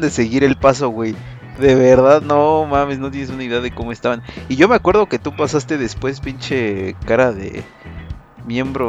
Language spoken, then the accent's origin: Spanish; Mexico; los mexicanos